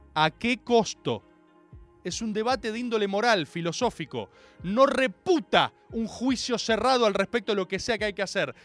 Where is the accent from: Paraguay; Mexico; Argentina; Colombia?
Argentina; esto lo digo como argentino